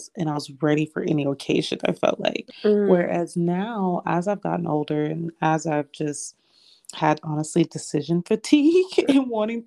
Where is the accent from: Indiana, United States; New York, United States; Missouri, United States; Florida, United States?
Florida, United States; I born and raised in Florida